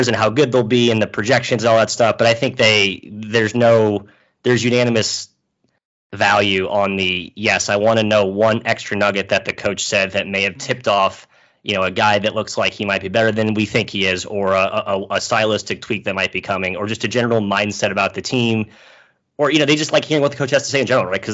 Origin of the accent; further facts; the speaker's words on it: St. Louis, Missouri, United States; I'm from St. Louis